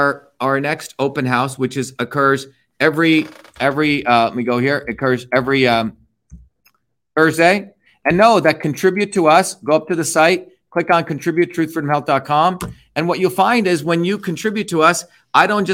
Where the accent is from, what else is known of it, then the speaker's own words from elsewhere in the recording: India; now in United States; I was born in India